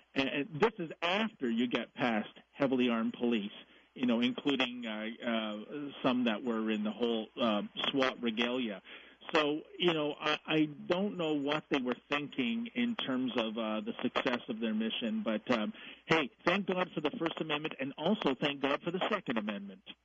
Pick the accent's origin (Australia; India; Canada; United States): Canada; I'm a Canadian.